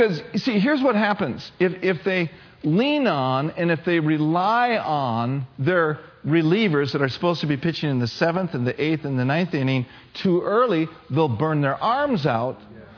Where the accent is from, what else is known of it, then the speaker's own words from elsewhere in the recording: United States; I'm an American